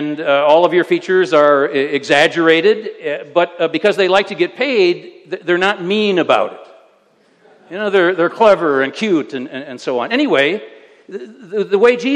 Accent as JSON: {"language": "English", "country": "United States", "moved": "yes", "said": "I am an American"}